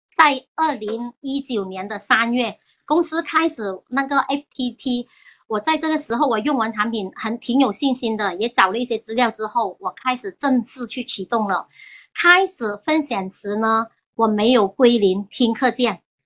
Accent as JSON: {"language": "Chinese", "town": "Chaozhou", "region": "Guangdong", "country": "China", "tie": "born or raised there", "moved": "yes", "lives_now": "Hong Kong", "said": "我家人是潮州人，我小时候在潮州"}